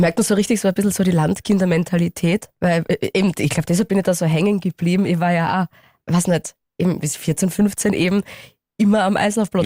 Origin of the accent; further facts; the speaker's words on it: Styria, Austria; als Steirerin